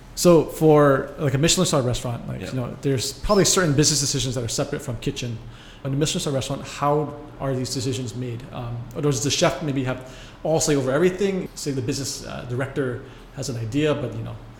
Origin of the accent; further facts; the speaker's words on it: United States; I'm American